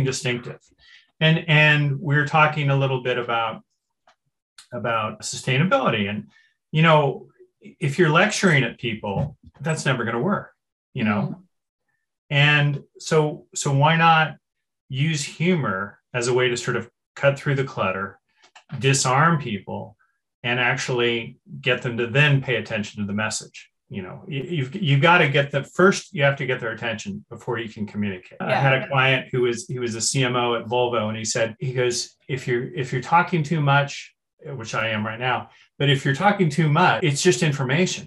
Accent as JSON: {"language": "English", "town": "Berkeley", "region": "California", "country": "United States", "tie": "born or raised there", "said": "I grew up in Berkeley, which is, you know, the famous world's most liberal city"}